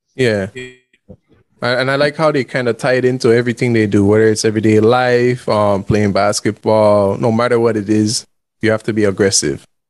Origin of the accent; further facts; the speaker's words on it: Toledo District, Belize; I was born in Belize